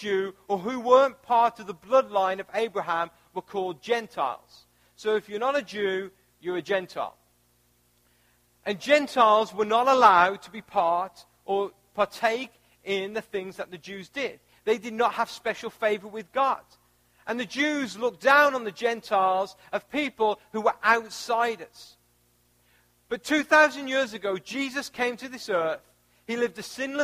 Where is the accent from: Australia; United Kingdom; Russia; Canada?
United Kingdom; moved away as an adult; also born or lived in Missouri, United States; now in United States; I was born in the UK. I was raised in the UK. And at the age of 25, I moved to the United States